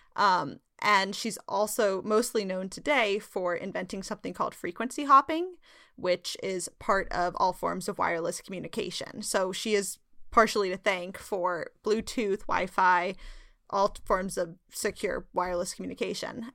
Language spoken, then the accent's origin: English; Sacramento, California, United States; I'm from gold country. I'm from Sacramento